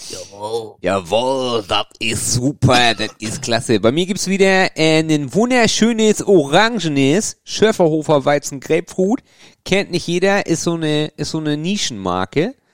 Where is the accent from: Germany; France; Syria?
Germany; Northern Germany; Ich komme ja aus dem Norden